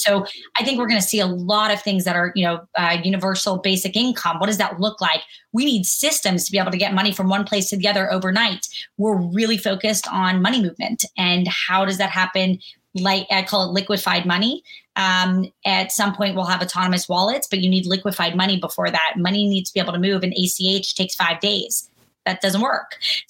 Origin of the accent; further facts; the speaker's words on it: Kentucky, United States; born there; I was born in Kentucky. My dad was in the Army, like really a normal person.